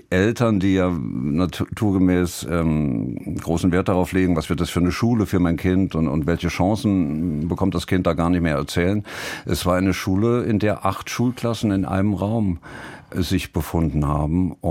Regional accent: Saarland, Germany; Ich war drei, drei Monate alt, als wir ins Saarland kamen. Meine Mutter ist äh, gebürtige Saarländerin, ich, ich, glaube in der sechsten oder siebten Generation. Ähm, und ähm, Insofern bezeichne ich mich als Saarländer, natürlich.

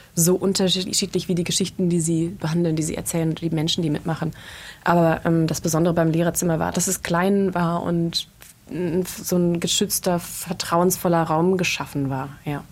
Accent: Germany; also born or lived in Berlin / London; wir als Deutsche

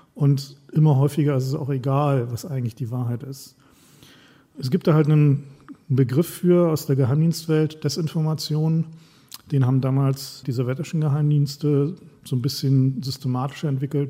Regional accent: East Germany, Germany; Ich komme aus dem Osten, ich war 18, als die Mauer gefallen ist

